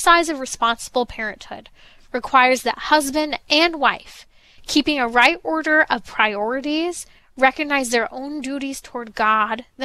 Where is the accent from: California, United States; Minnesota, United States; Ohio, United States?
California, United States; San Bernardino County; I grew up in San Bernardino County, just a little ways away from Rancho Cucamonga